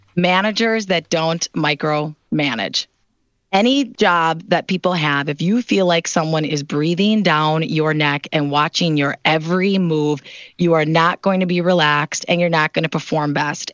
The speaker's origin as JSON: {"language": "English", "town": "Milwaukee", "region": "Wisconsin", "country": "United States", "tie": "born or raised there", "moved": "as an adult", "said": "Milwaukee, as you mentioned, is my hometown"}